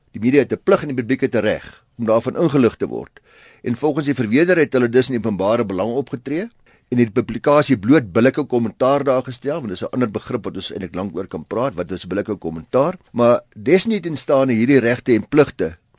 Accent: South Africa

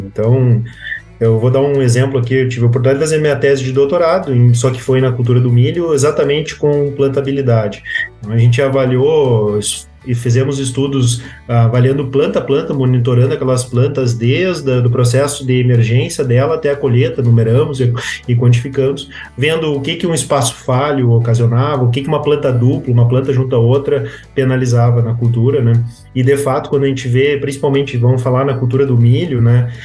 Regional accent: Cachoeira do Sul, Rio Grande do Sul, Brazil; moved away as an adult; also born or lived in Santa Maria; now in Cruz Alta, Brazil; Sou natural de Cachoeira do Sul, sou de família é, ligada ao meio rural

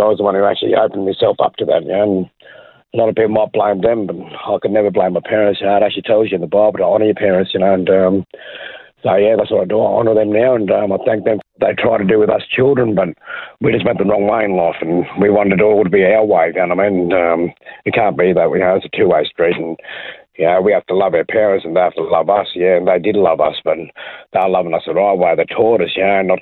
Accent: Brisbane, Queensland, Australia; born or raised there

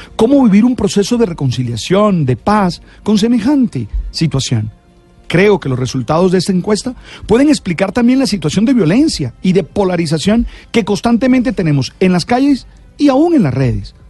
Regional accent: Santa Marta, Magdalena, Colombia; Nací en Santa Marta, una ciudad ah, pequeña en la que casi todos nos conocíamos

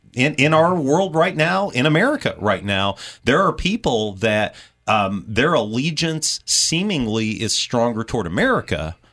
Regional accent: United States; I'm proud to be an American.

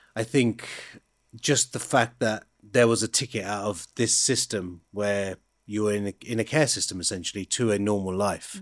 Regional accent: High Wycombe, South East England, United Kingdom; the culture I was brought up in, in High Wycombe

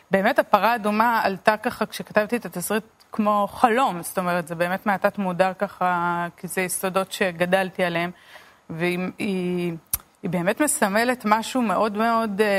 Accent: Beit El, West Bank, Palestine; אמ, גדלתי בהתנחלות הדתית בית אל. אה, למדתי באולפנת עופרה לבנות.

